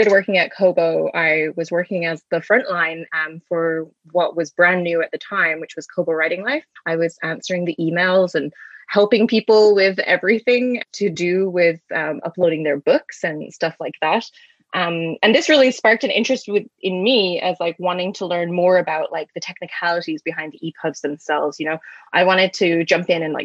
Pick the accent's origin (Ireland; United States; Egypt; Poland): Ireland; moved away as an adult; now in Canada; I'm originally from Ireland. I've been living in Canada for about 8 years.